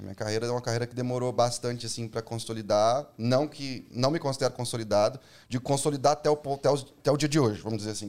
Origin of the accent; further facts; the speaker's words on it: Minas Gerais, Brazil; moved away as an adult; now in São Paulo, Brazil; eu sou de Minas